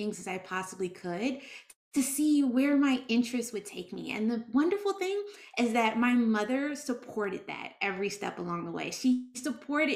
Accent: Washington, District of Columbia, United States; now in Atlanta, United States; I grew up in Washington, D.C.

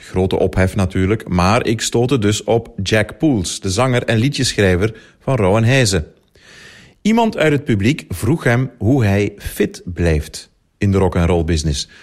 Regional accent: Limburg, Belgium; Als Limburger

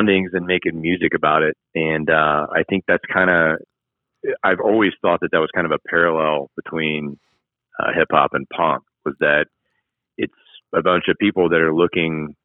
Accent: Marietta, Georgia, United States; moved away as an adult; also born or lived in Washington; I grew up in Marietta

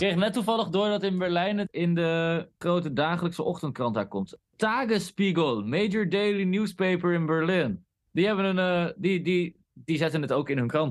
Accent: Groningen, Netherlands; wij komen uit Groningen

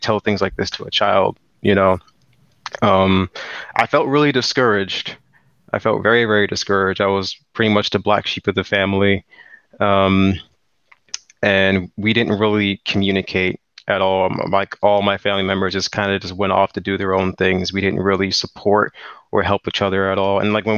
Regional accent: Landover, Maryland, United States; So I was born and raised in Landover, Maryland, 1998. And I'm currently 23 years old.

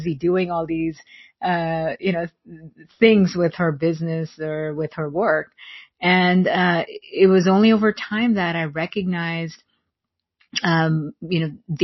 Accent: India; growing up in India during that time, there weren't a lot of working moms around

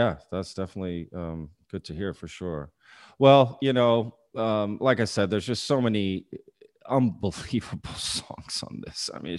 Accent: Texas, United States; I'm from Texas. I grew up here.

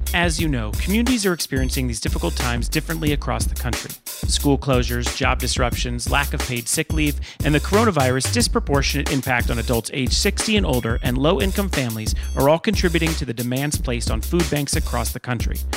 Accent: Calabasas, California, United States; I grew up in Calabasas.

